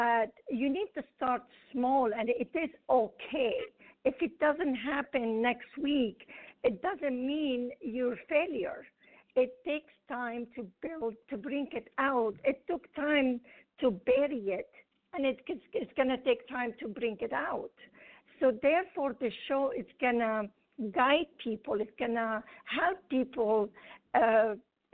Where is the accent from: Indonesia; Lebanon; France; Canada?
Lebanon; English is a second language; moved away as an adult; now in United States; I grew up in Lebanon